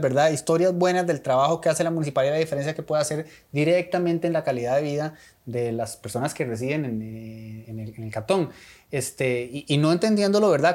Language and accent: Spanish; Costa Rica; uno como costarricense